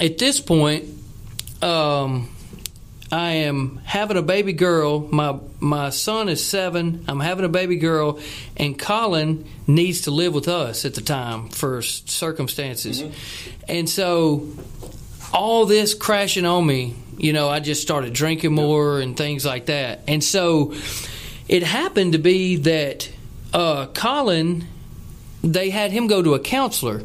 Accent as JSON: {"language": "English", "town": "Spring Hill", "country": "United States", "tie": "born or raised there", "said": "I grew up in Spring Hill again, and there's nothing to do there"}